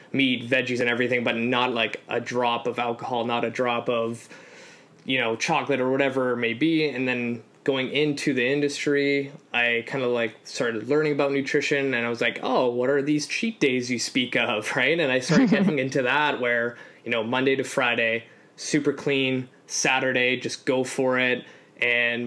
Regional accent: Canada; also born or lived in Poland; I'm an immigrant. So I came to Canada from Poland at 3

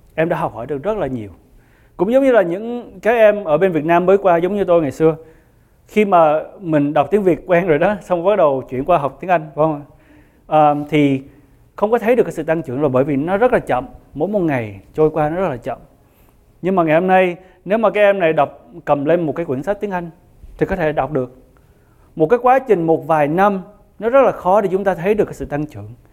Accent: Vietnam; người Việt của chúng ta

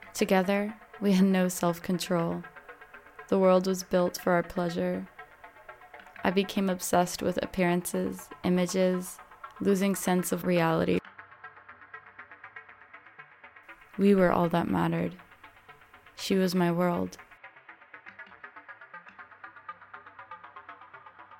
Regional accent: Avalon, California, United States; moved away as an adult; my hometown, Catalina Island in California

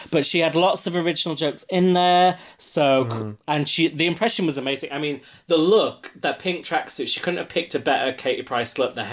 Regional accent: Huddersfield, Yorkshire and the Humber, United Kingdom; accent: Yorkshire; she's doing my accent because Mel B's from Leeds, I'm from Huddersfield. It's the same. I mean, I've lost my accent.

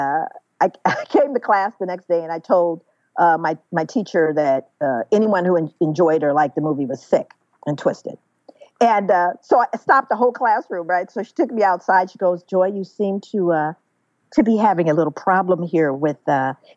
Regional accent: Los Angeles, California, United States; feeling and seeing the struggles growing up in South Central Los Angeles

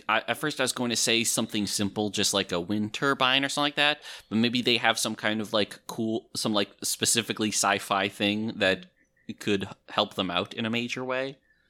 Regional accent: New Hampshire, United States; moved away; also born or lived in Elmira, New York; my hometown in New Hampshire

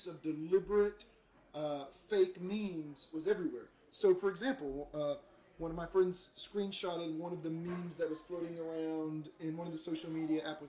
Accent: United States; as an American

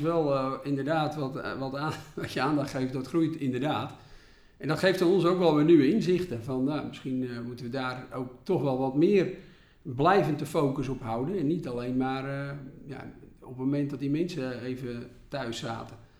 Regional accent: Volendam, North Holland, Netherlands; Ik kom uit Volendam

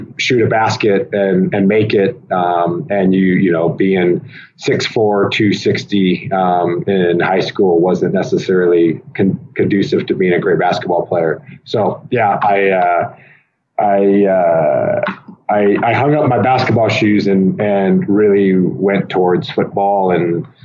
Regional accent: Fremont, Nebraska, United States; I was born in Fremont, Nebraska, in 1985

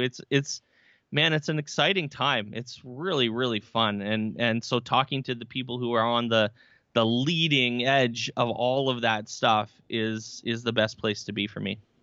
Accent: Barrie, Ontario, Canada; I am from Barrie, Ontario, Canada

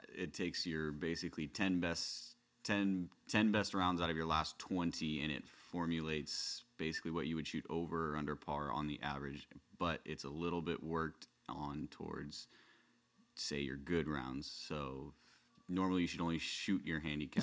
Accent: West County, California, United States; growing up in, you know, West County, there was, there was no kids that played golf

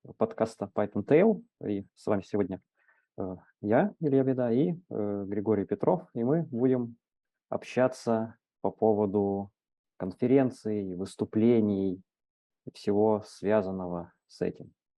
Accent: Krasnoyarsk, Krasnoyarsk Krai, Russia; я там, из Красноярска, небольшого города, у нас есть метап

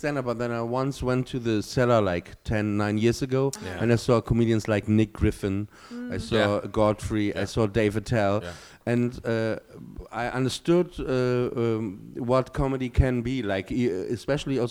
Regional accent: Germany; English is a second language; also born or lived in England; I'm from Germany

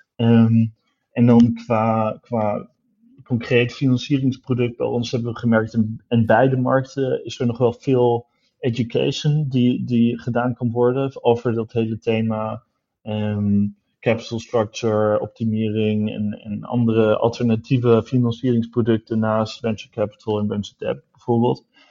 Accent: Düsseldorf, North Rhine-Westphalia, Germany; moved away; ik, ben in Düsseldorf opgegroeid, dus ik kom uit het Roergebied, Noord-Rijn-Westfalen

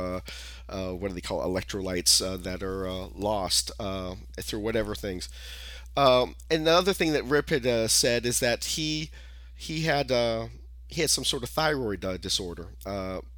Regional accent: California, United States; I'm from California

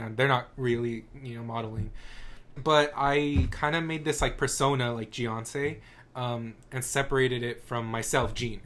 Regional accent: El Paso, Texas, United States; I'm from El Paso

